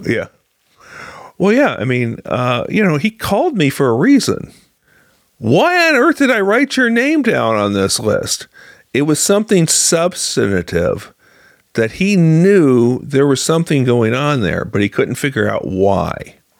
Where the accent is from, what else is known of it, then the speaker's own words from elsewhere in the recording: Galesburg, Illinois, United States; now in Springfield, United States; my hometown of Galesburg. Uh, I grew up on a farm